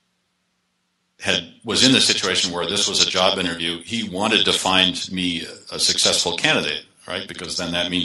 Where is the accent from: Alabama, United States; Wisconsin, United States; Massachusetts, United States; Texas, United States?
Massachusetts, United States; Boston; moved away; I grew up in the Boston area, but I've been living away for a long time